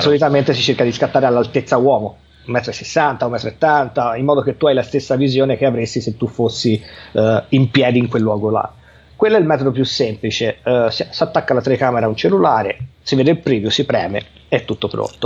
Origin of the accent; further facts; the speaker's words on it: Livorno, Tuscany, Italy; sono originario di Livorno